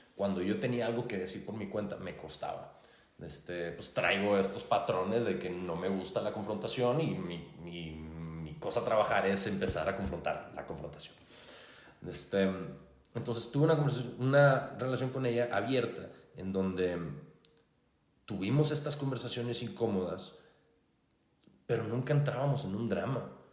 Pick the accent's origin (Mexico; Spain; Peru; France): Mexico; Hermosillo, Sonora; soy de Hermosillo, Sonora